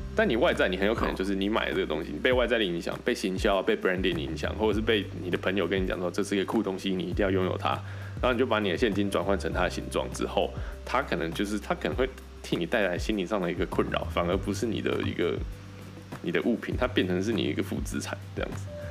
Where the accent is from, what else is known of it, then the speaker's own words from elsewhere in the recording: Kaohsiung, Taiwan; moved away as an adult; also born or lived in Taichung / Taipei / Shanghai; 因为我是高雄人嘛